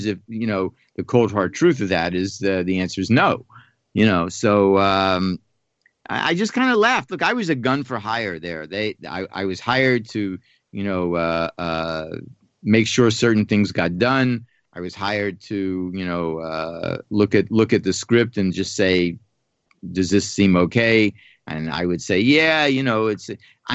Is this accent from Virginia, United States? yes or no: no; Pittsburgh, Pennsylvania, United States; I grew up in Pittsburgh